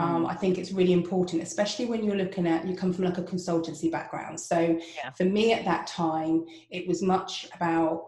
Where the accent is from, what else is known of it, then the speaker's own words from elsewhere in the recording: United Kingdom; first language English; moved away; being British and only being able to speak English